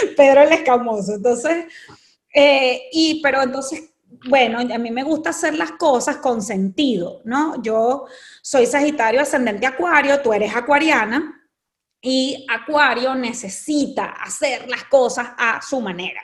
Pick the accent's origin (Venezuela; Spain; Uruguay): Venezuela; nosotras somos venezolanas y venimos de un país en donde la belleza ha sido muy importante